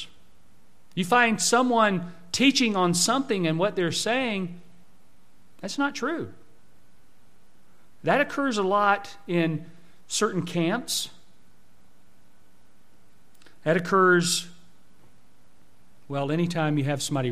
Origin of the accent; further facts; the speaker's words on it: Jacksonville, Florida, United States; I should sound like I'm from Jacksonville because I'm not from Alabama that my family's from